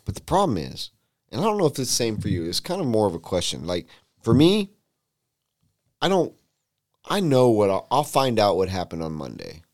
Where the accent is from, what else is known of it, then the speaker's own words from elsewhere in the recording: West Coast, United States; moved away; I grew up on the West Coast